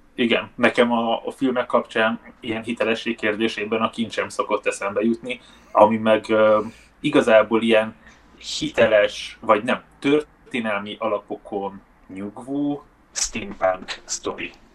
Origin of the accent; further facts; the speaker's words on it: Budapest, Hungary; ahol felnőttem, Baros Gábor telepez Budának a déli része